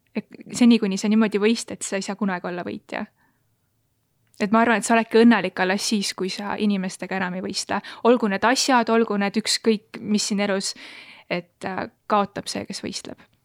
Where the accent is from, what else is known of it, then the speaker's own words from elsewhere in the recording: Elva, Tartu County, Estonia; mina olen Elvast